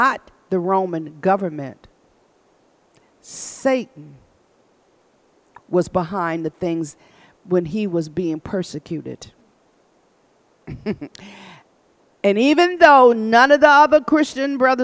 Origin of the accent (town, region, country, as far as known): Michigan, United States